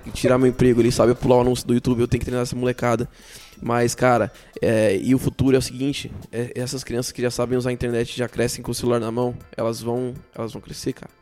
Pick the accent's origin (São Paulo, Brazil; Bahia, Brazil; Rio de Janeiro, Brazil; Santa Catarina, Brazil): São Paulo, Brazil; eu sou de São Paulo